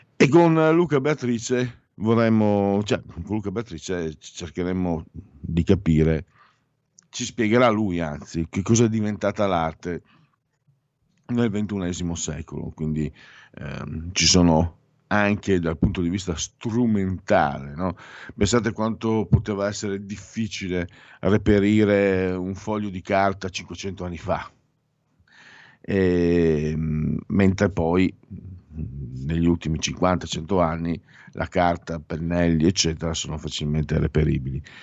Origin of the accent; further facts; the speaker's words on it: Friuli-Venezia Giulia, Italy; also born or lived in Veneto; noi friulani nasciamo con la data di scadenza